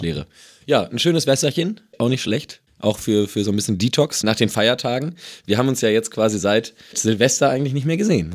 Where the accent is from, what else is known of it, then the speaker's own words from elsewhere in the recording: Emsland, Lower Saxony, Germany; ich komme ja aus dem Emsland